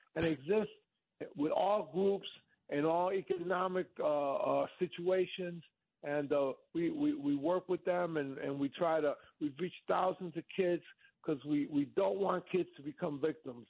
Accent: New York, United States; as a kid uh, going to Jones Beach

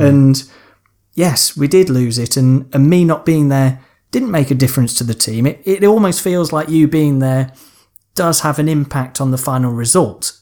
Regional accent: Lancashire, North West England, United Kingdom; I was born in Lancashire

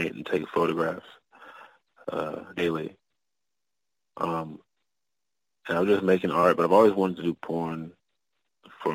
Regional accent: Oklahoma, United States; I'm originally from Oklahoma

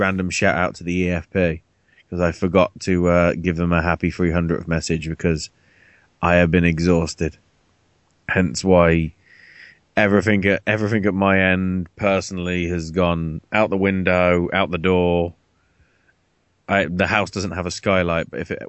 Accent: England, United Kingdom; I'm English

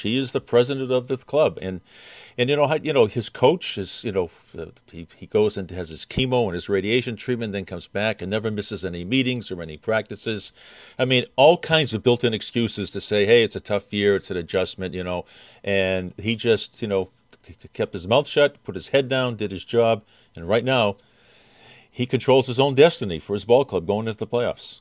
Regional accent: Boston, Massachusetts, United States; I'm from Boston

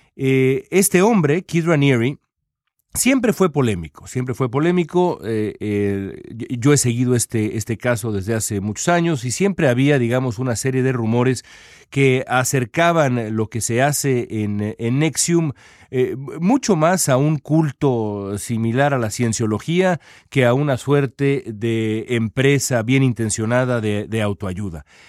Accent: Mexico; como mexicano

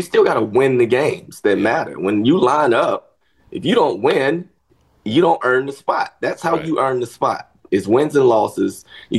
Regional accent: Kentucky, United States; born there; I was born in Kentucky. I might have lived there for a year and a half.

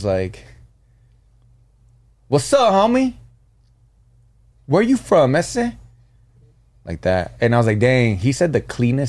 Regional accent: Norwalk, California, United States; also born or lived in Marietta; I'm from Norwalk

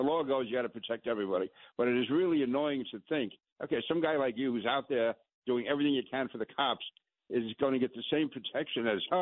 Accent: New York City, New York, United States; I grew up in Sunnyside right next to Astoria

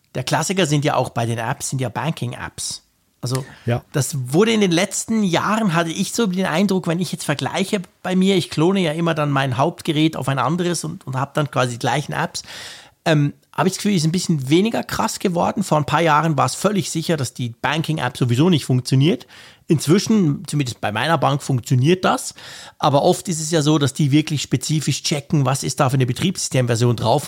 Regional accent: Switzerland; ich bin ja ein Schweizer

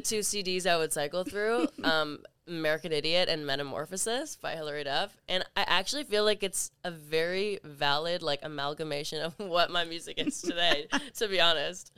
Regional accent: Toronto, Ontario, Canada; I'm from Canada, from Toronto

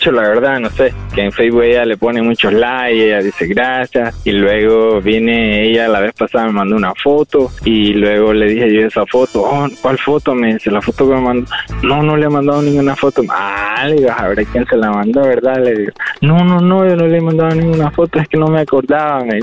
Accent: Honduras; Porque no sé, pues, tal vez somos hondureños, de misma cultura

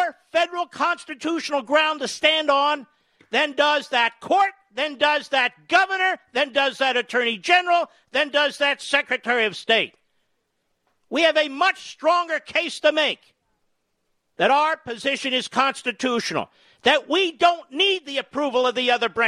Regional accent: Pennsylvania, United States; Commonwealth of Pennsylvania, my home state

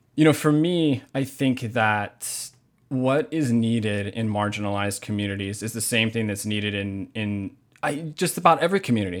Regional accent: Hamakua coast, Big Island of Hawaii, United States; now in Minneapolis, United States; I was born and raised in Hawaii.

